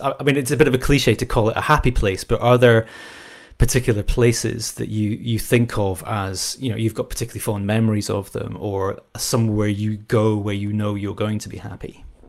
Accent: Scotland, United Kingdom; I was brought up in Scotland

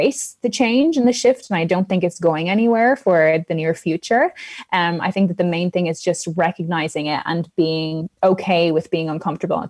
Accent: Ireland; I'm Irish

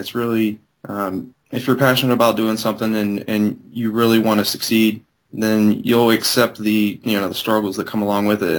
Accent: Mingo Junction, Ohio, United States; I'm from Mingo Junction, Ohio.

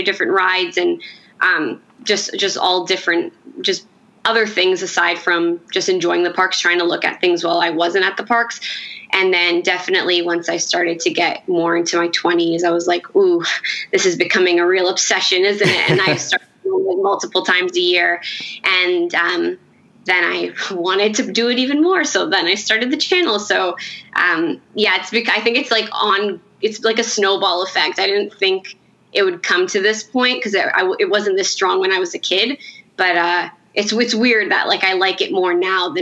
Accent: Toronto, Ontario, Canada; I'm from Toronto

